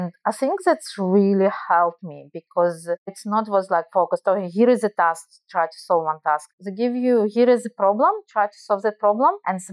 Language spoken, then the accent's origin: English; Israel; accent: Russian; English is a second language; also born or lived in Belarus; So you guys, probably you hear my Russian accent. So I probably will tell that I actually Russian, but I'm not Russian. And as I mentioned, I lived many years in Israel. My parents immigrated to Israel when I was a child from Belarus due to Chernobyl disaster.